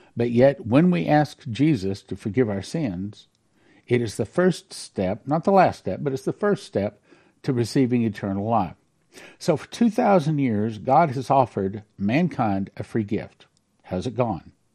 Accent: Texas, United States; I'm a Texan

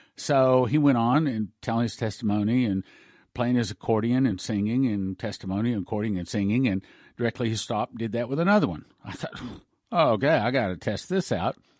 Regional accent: West Texas, United States; I grew up out in the West Texas in the oil patch

